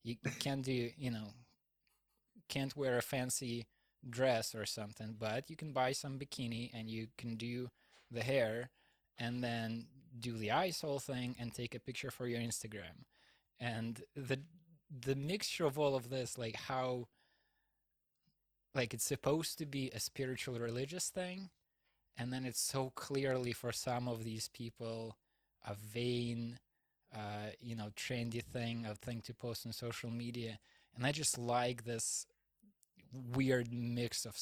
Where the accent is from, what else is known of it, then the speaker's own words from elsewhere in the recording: Russia; moved away as an adult; also born or lived in Houston, Texas, United States; I came back to Russia to renew my visa, my American visa